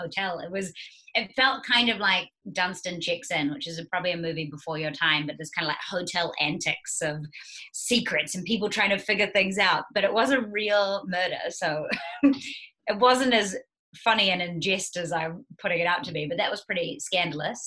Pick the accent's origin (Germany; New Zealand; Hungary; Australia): New Zealand; also born or lived in United States; I am a New Zealander and a Kiwi